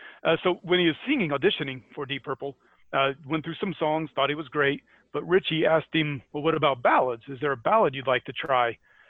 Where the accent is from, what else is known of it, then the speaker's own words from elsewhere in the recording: Scotland, United Kingdom; accent: Scottish; Which is my Scottish accent for when they want to make fun of the English.